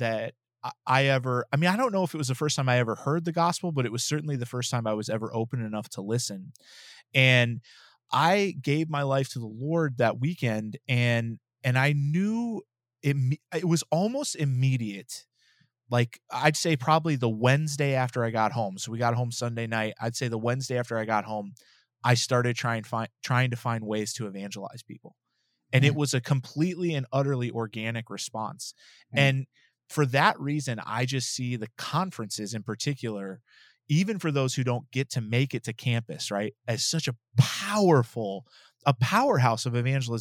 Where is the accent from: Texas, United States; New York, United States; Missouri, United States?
Texas, United States; I'm from Texas